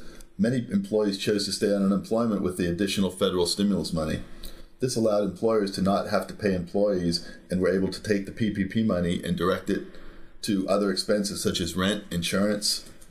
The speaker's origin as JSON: {"language": "English", "region": "Pennsylvania", "country": "United States", "said": "I moved out here from Pennsylvania. I went to Penn State."}